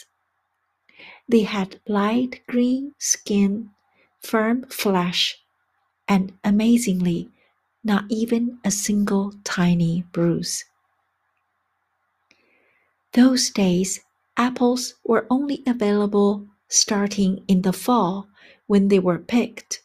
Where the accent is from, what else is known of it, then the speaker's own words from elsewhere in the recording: China; now in United States; my hometown in China